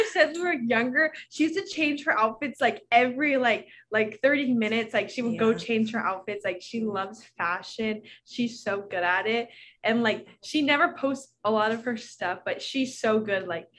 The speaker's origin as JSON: {"language": "English", "region": "California", "country": "United States", "moved": "yes", "lives_now": "Oahu, United States", "said": "I'm 19. We're actually from California, but we live here on Oahu now."}